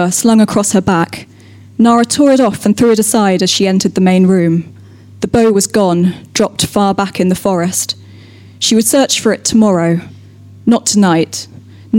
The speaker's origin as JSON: {"language": "English", "area": "North Somerset", "region": "South West England", "country": "United Kingdom", "said": "I'm from North Somerset"}